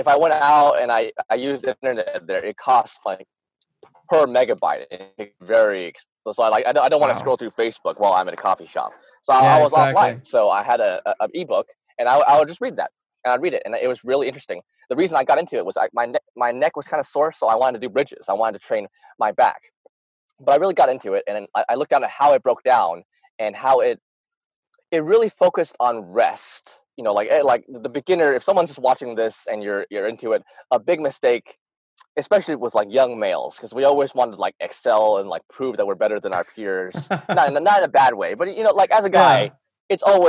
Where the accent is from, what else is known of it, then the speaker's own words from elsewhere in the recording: Utah, United States; born there; Well, I was born in the States, very proud to be American. I was born in Utah. I live in North Arkansas right now.